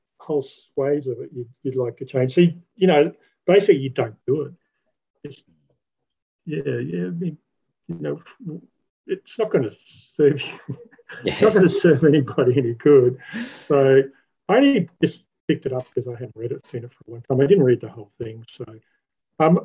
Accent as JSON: {"language": "English", "town": "Port Victoria", "region": "South Australia", "country": "Australia", "tie": "born or raised there", "said": "I grew up in Port Victoria."}